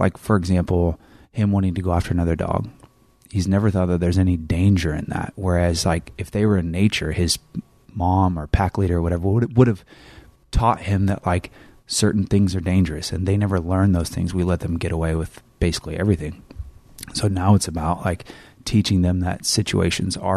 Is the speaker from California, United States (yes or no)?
yes; Northern California, United States; moved away; I came from Northern California